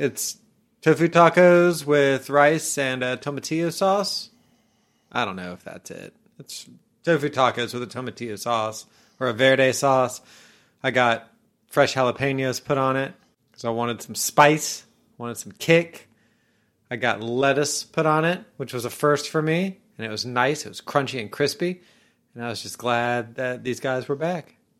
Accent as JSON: {"language": "English", "town": "Orlando", "region": "Florida", "country": "United States", "tie": "born or raised there", "said": "when I was young, I grew up in Orlando"}